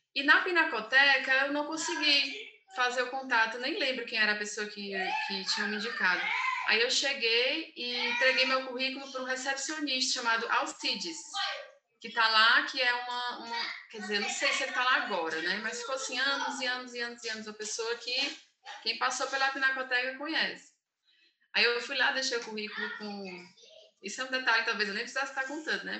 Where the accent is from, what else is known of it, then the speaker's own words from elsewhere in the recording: Fortaleza, Ceará, Brazil; moved away as an adult; also born or lived in São Paulo; sou de Fortaleza